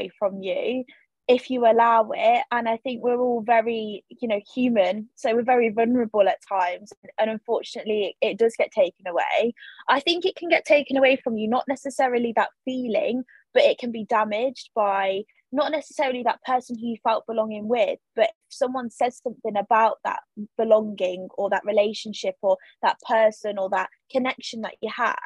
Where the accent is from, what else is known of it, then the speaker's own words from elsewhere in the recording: United Kingdom; the country that I'm born in, or, you know, the place where I was born